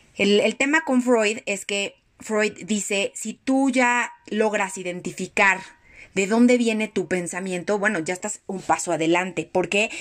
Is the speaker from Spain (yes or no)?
no; Mexico; yo ya como mexicana traigo esa, esa herida